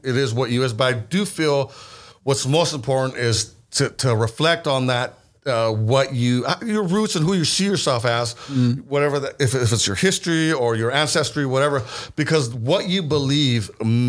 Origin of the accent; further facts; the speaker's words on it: Modesto, California, United States; I'm an American. We're all Americans here, right? We're all born here in the United States. But we identify a lot of us as Mexicans, American